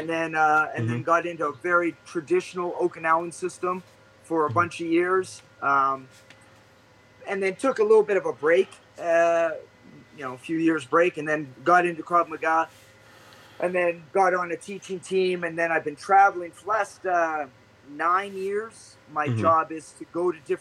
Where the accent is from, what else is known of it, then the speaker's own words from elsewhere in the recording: Vancouver, British Columbia, Canada; I'm originally from Canada, Vancouver, BC, Canada